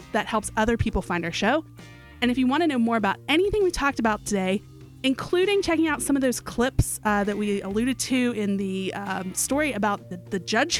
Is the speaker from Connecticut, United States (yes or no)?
no; Morgantown, West Virginia, United States; moved away; I was born in Morgantown. I lived there when I was a little girl. Went back to Morgantown for my years at West Virginia University as an undergrad.